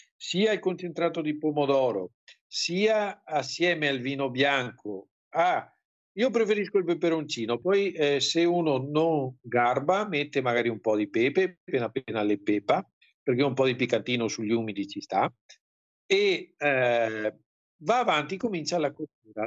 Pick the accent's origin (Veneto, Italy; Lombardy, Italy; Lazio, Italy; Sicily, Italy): Veneto, Italy; Venice; siamo veneziani